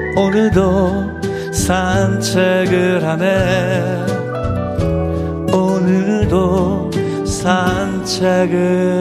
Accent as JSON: {"language": "Korean", "region": "Daegu", "country": "South Korea", "tie": "born or raised there", "also_born_or_lived": "Seoul", "moved": "yes", "said": "고향이 대구거든요. 서울 왔는데"}